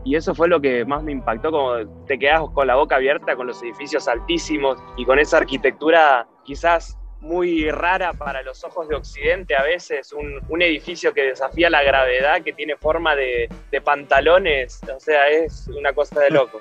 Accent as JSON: {"language": "Spanish", "town": "San Vicente", "region": "Buenos Aires Province", "country": "Argentina", "said": "yo soy de San Vicente, provincia de Buenos Aires, que es un pueblo chiquito"}